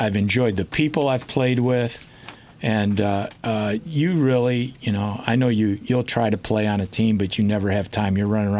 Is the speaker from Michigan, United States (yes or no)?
yes; Detroit, Michigan, United States; we're from Detroit.